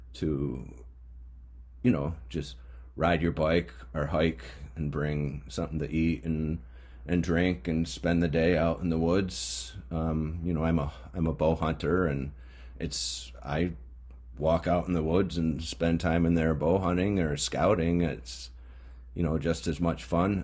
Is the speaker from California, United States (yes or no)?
no; Mohawk region, upstate New York, United States; I grew up in the Mohawk uh, region